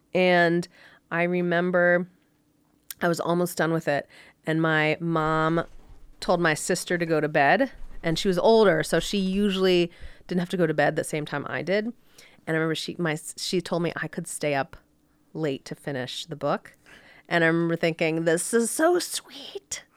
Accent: Orlando, Florida, United States; moved away as an adult; also born or lived in Connecticut / Miami; now in Park City, United States; I grew up in Orlando.

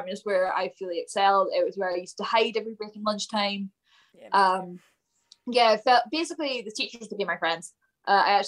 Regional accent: Falkirk, Scotland, United Kingdom; I grew up just outside of Falkirk, so I was like in the villages.

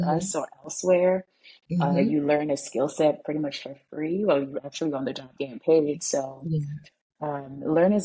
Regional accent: St. Lucia; moved away as an adult; now in New York, United States; I'm originally from St. Lucia. I moved to New York when I was 19.

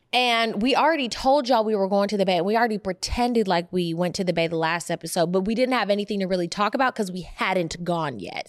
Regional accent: Oakland, California, United States; born or raised there; also born or lived in Berkeley

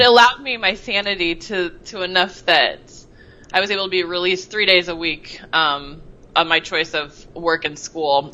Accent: Seattle, Washington, United States; moved away as an adult; also born or lived in Bellevue, Washington; I was born in Bellevue, Washington, which is the east side of Seattle, and basically lived the first 35 years of my life in Seattle

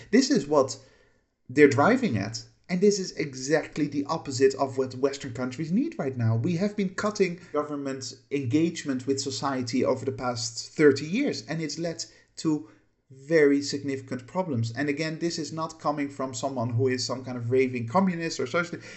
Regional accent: Netherlands; moved away as an adult; also born or lived in United Kingdom; I, I haven't lived in the Netherlands for, uh, roughly twenty-six years now. Um, I lived there for the first eighteen years of my life

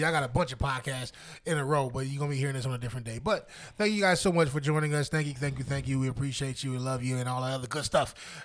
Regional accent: New Jersey, United States; moved away as an adult; also born or lived in Pennsylvania; I was born and raised in Jersey

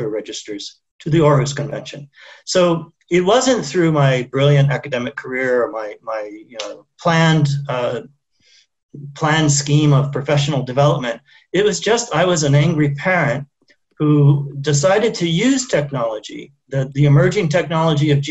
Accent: South Bay, San Francisco region, California, United States; moved away as an adult; also born or lived in Geneva, Switzerland / Czech Republic; now in Nairobi, Kenya; growing up in the South Bay of San Francisco region during the dot-com boom.

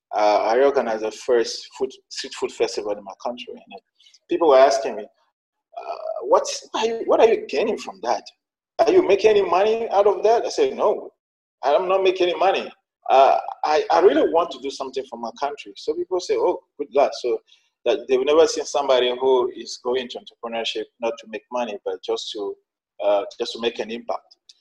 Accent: Sokodé, Centrale, Togo; English is a second language; also born or lived in China; I'm from Togo. Uh, uh, I was born in northern part of the country in a city called Sokode

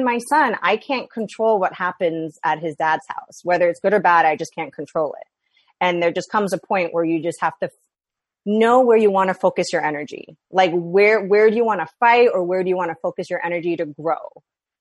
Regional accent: New York, United States; now in West Coast, United States; I had no family or friends here, you know, in the West Coast. I'm from New York. All of them are back home.

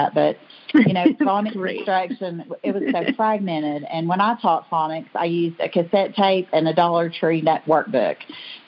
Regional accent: Bristol, Tennessee, United States; also born or lived in Pennsylvania; I grew up in Bristol, Tennessee, here in Sullivan County

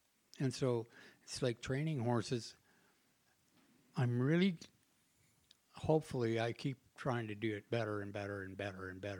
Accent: West Coast, United States; I froze to death. You know, I was from the West Coast, remember, you know.

